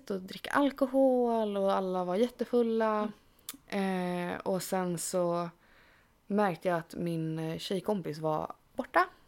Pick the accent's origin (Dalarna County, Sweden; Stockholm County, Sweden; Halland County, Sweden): Dalarna County, Sweden; jag är från Dalarna.